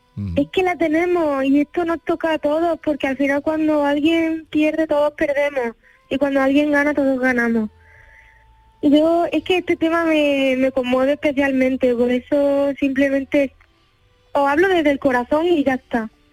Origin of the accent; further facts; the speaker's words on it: Andalusia, Spain; moved away as an adult; Yo en mi tierra